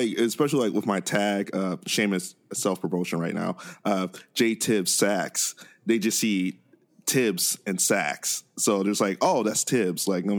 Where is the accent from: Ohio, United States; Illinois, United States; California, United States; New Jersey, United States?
Ohio, United States; Akron; I'm from Akron, Ohio. I've actually lived here my entire life. I've never left Akron. Like, Akron's been my home for forever.